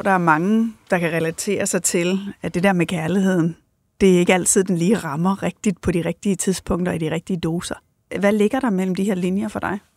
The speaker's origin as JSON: {"language": "Danish", "area": "Thy", "region": "North Denmark Region", "country": "Denmark", "tie": "born or raised there", "said": "Ja, jeg er vokset op i Thy øh, primært alene med min mor"}